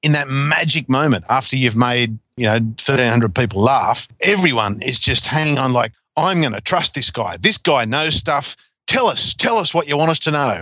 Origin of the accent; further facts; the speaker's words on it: Newcastle, New South Wales, Australia; I grew up in Newcastle, and we only had Channel 3 and the ABC was all we had.